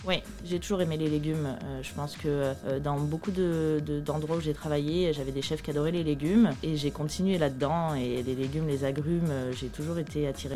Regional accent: Lyon, Auvergne-Rhône-Alpes, France; moved away; je suis de Lyon

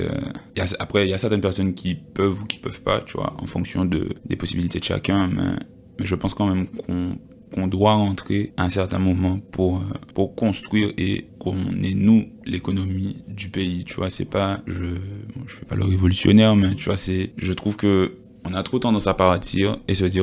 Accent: Guadeloupe; first language Creole; créole, je parle créole. Tu vois, donc en fait, c'est pour moi, c'est pas, c'est limite, je dirais, ma première langue.

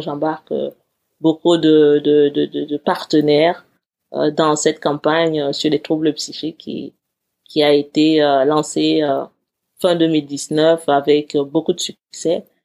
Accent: Cameroon; also born or lived in Eseka, Cameroon / Yaoundé, Cameroon / United States; now in Paris, France; Avant d'arriver en France, j'ai vécu dans une petite ville qui s'appelle Ezeka, puis j'ai vécu dans la capitale du Cameroun.

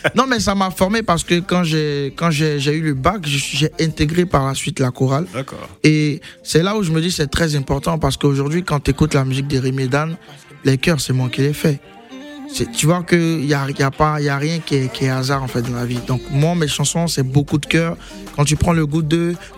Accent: Abidjan, Côte d’Ivoire; je viens de Yopougon.

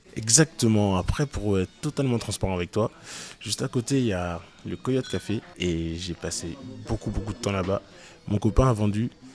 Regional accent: France; moi, en tant que français

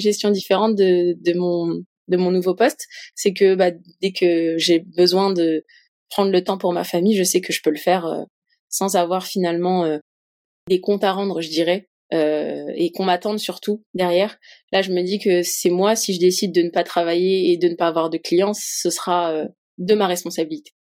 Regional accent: Paris, Île-de-France, France; en tant que Parisienne

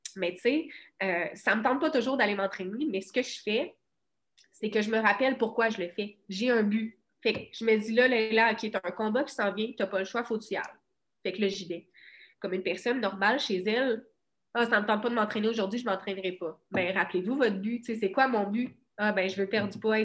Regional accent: Cabano, Quebec, Canada; moved away as an adult; also born or lived in Rivière-du-Loup; je viens de Cabano

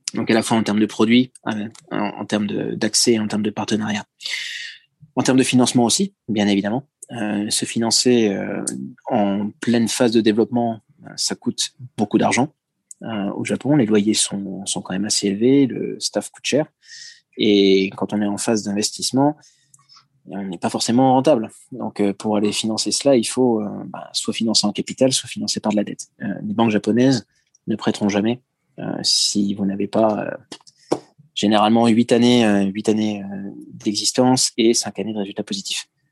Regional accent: France; moved away as an adult; now in Japan; je changerai pas le fait que je suis français, je me sens d'ailleurs d'autant plus français que je suis maintenant français de l'étranger

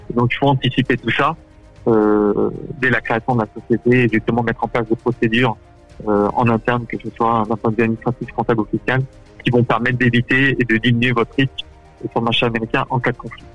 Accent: France; now in United States; nous, en tant que Français

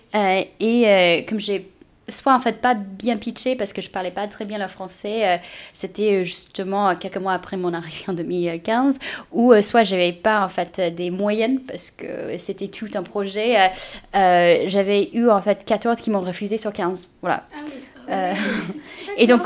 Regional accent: United States; French is a second language; also born or lived in China; now in France; je suis née en Chine et j'ai grandi aux États-Unis.

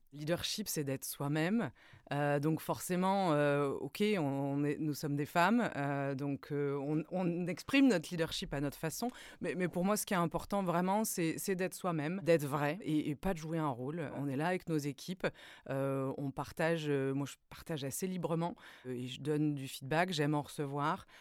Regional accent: Brittany, France; moved away as an adult; also born or lived in north of France / United States; Je, je, suis originaire de la Bretagne

